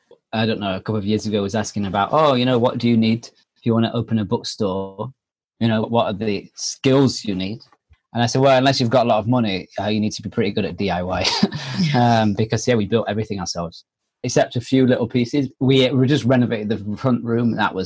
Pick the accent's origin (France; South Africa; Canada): France; moved away; We came from France and, you know, we came here on a whim.